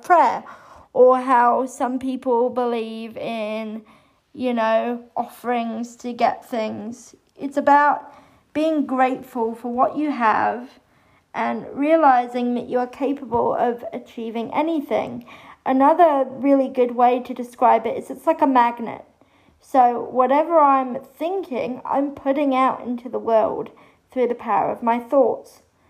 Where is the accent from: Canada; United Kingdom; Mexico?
United Kingdom; England; I had a very wonderful, lovely early childhood growing up in England.